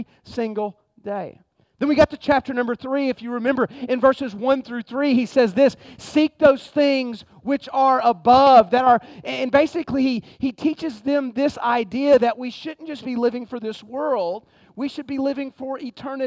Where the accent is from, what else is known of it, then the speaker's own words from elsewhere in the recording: United States; I'm American